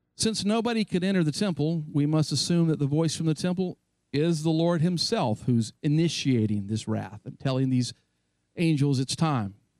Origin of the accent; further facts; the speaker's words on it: North Carolina, United States; my hometown in North Carolina